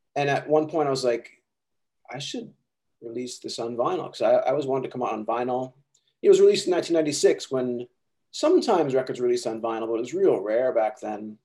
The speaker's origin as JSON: {"language": "English", "town": "Chicago", "region": "Illinois", "country": "United States", "tie": "born or raised there", "said": "I grew up in Chicago where there was everyone I knew was in a band."}